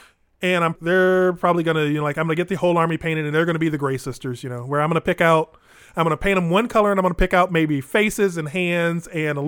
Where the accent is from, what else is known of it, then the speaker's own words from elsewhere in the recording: Springfield, Illinois, United States; moved away as an adult; now in Chicago, United States; I'm not from Chicago. I'm from Springfield. I'm from Central Illinois. I've only been up here 20 years